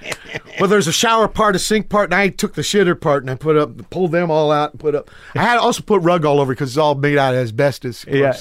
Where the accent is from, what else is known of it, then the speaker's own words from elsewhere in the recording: Virginia, United States; now in San Pedro, United States; Okay, I'm from Virginia. My pop's a sailor. He's an engine room guy.